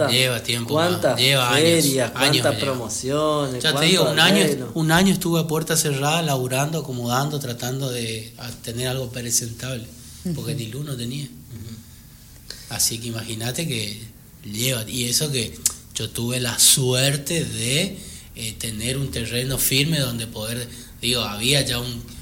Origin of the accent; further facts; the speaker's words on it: Buenos Aires, Argentina; No, no, no, me vine de Buenos Aires con, esa idea.